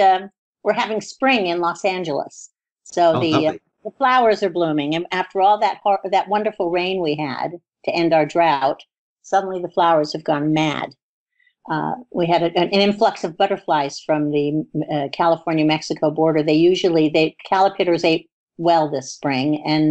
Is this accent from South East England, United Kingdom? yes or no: yes; Oxford, South East England, United Kingdom; moved away; I was born in Oxford.